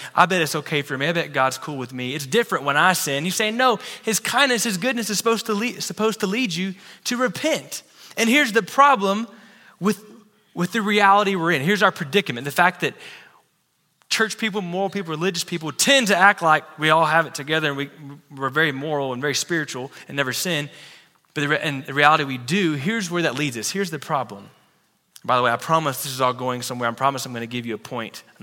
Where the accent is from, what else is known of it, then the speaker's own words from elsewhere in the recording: Texas, United States; I'm a Texan